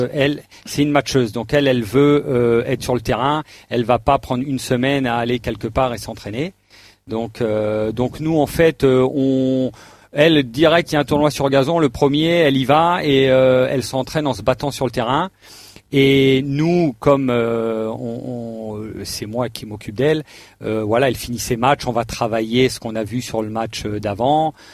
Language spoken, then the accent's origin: French; Alsace, Grand Est, France; je suis alsacien